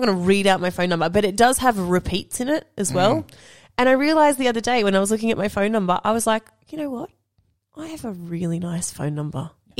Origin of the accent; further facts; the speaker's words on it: Newcastle, New South Wales, Australia; now in Sydney, Australia; you moved to Newcastle, which is my hometown.